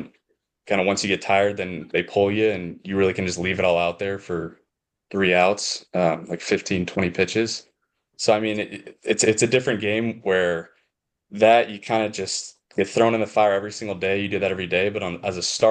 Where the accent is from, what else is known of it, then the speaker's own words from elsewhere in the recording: El Dorado Hills, California, United States; also born or lived in Texas; I was born in Texas, and like, I remember probably 2005 was when I moved to California, to Sacramento